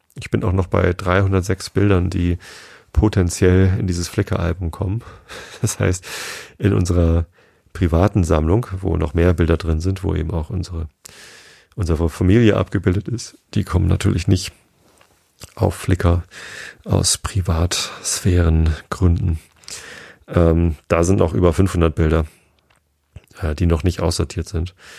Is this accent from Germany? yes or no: yes; Germany; bei uns in Deutschland